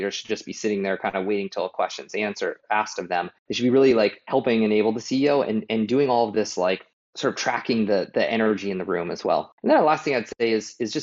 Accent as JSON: {"language": "English", "town": "Boulder", "region": "Colorado", "country": "United States", "said": "I am from Boulder"}